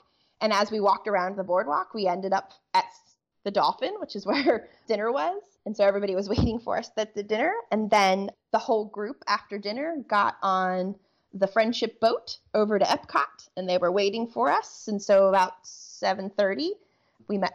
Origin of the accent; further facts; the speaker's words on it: Pennsylvania, United States; we're from Pennsylvania